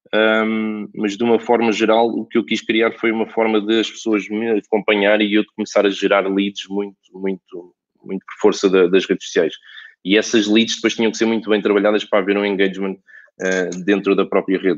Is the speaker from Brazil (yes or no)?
no; Alverca do Ribatejo, Lisbon, Portugal; also born or lived in Barreiro; eu nasci em Alverca, fui criado em Alverca